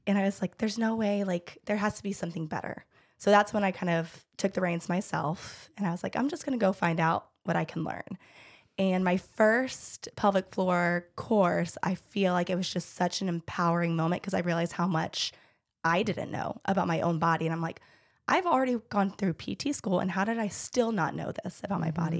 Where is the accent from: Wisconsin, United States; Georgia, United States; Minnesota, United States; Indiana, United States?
Georgia, United States; I am born and raised in Georgia